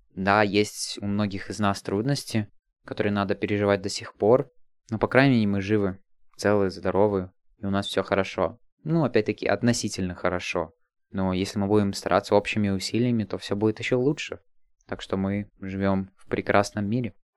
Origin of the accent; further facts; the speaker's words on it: Latvia; подросток из Латвии